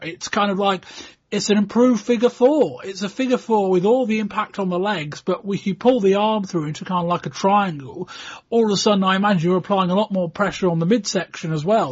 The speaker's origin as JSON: {"language": "English", "country": "United Kingdom", "said": "we're British"}